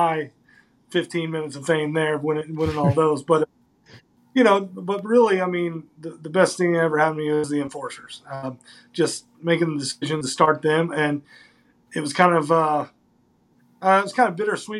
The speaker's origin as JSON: {"language": "English", "region": "Northern Kentucky", "country": "United States", "tie": "born or raised there", "said": "I'm from Northern Kentucky, 10, 15 minutes away from Cincinnati, Ohio. I went to a school called Boone County High School"}